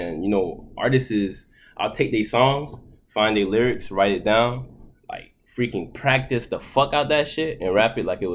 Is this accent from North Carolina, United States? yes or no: no; Broward County, Florida, United States; first language Haitian Creole; English is a second language; also born or lived in Boston / Haiti / Palm Beach County; I grew up in Broward